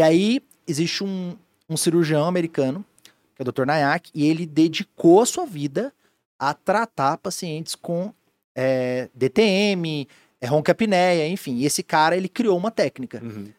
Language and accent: Portuguese; Goiânia, Goiás, Brazil; moved away as an adult; also born or lived in Joinville; now in Blumenau, Brazil; eu sou de Goiânia, Goiás